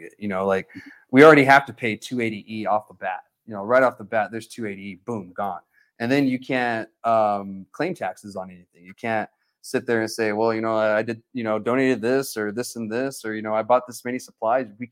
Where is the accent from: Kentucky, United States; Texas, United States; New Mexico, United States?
New Mexico, United States; Alamogordo; I'm from Alamogordo